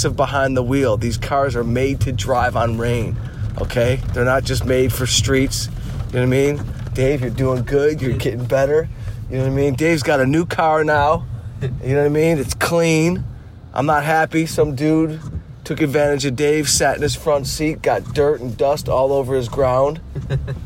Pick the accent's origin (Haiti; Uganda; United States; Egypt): United States; Detroit, Michigan; moved away as an adult; now in Los Angeles, United States; I'm from Detroit